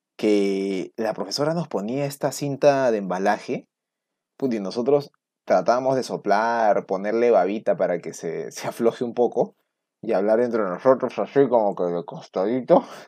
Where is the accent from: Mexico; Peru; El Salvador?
Peru; Lima; ni siquiera he salido de Lima, pues, en paseo. Ni en, viaje de promo salí de Lima